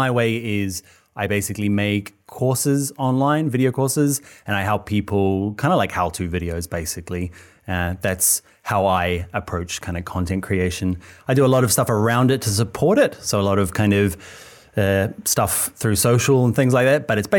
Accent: New Zealand; moved away as an adult; now in Ireland; Yeah, I'm from New Zealand.

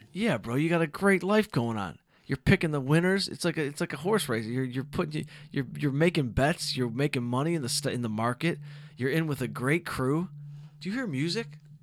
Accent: Southfield, Michigan, United States; now in Los Angeles, United States; from Southfield, Michigan

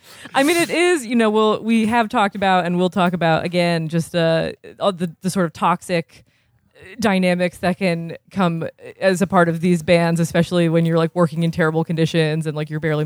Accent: Burlington, Vermont, United States; I'm from Burlington, Vermont

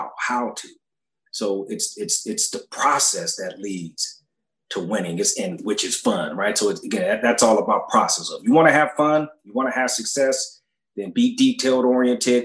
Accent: Orange County, California, United States; also born or lived in Fullerton / Carson; I grew up playing in Orange County

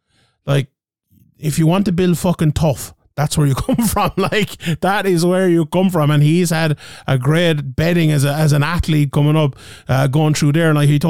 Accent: Ireland; we're a little bit biased being Irish

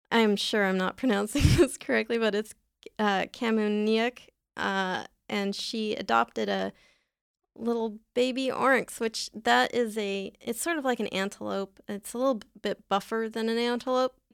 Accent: San Diego, California, United States; I'm from San Diego.

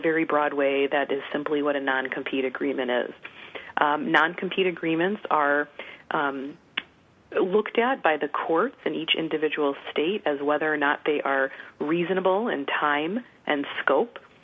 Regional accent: Chicago, Illinois, United States; I'm from the Chicago area originally

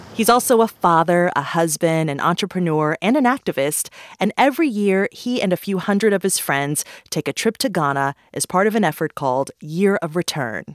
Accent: Detroit, Michigan, United States; I'm from Detroit

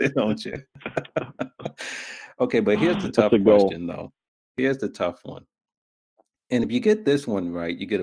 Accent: New York, United States; I'm from New York

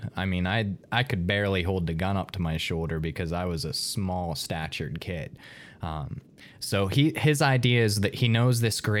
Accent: Western Pennsylvania, United States; I'm from Western Pennsylvania

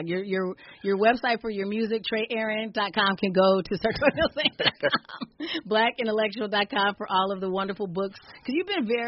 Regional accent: Arizona, United States; now in Minnesota, United States; I grew up in Arizona and didn't get to winter for the first half of my life

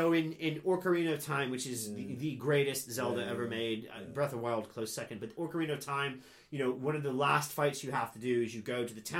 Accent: England, United Kingdom; I'm English. You still haven't figured that out.

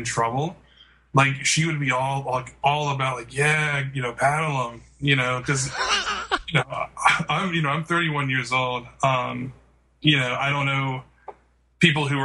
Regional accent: Birmingham, Alabama, United States; I have lived every day of my life in Birmingham, Alabama

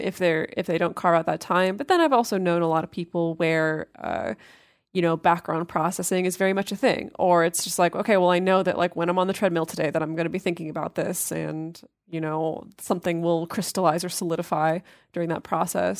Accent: United States; growing up in American culture

